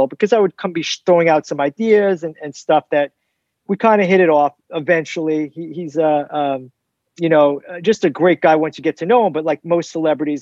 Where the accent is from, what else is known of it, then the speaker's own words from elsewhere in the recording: New York, United States; moved away as an adult; also born or lived in Syracuse, New York; now in Los Angeles, United States; I grew up in New York and went to Syracuse University